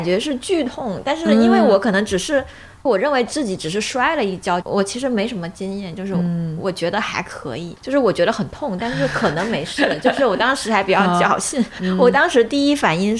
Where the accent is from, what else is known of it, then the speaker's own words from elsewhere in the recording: Liuzhou, Guangxi, China; 我家是柳，我是柳州人，